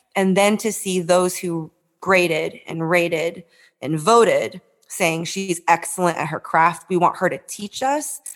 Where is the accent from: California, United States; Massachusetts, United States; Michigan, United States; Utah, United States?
California, United States; San Francisco; I grew up in San Francisco.